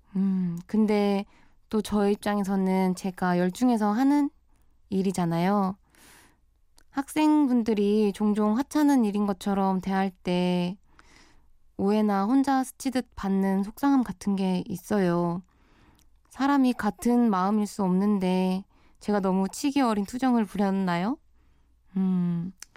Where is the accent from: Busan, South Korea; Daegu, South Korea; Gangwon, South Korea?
Busan, South Korea; moved away as an adult; now in Seoul, South Korea; 저는 부산 출생이에요. 학교 때문에 스무 살부터 서울로 올라와서 자취 생활을 쭉 해오고 있답니다.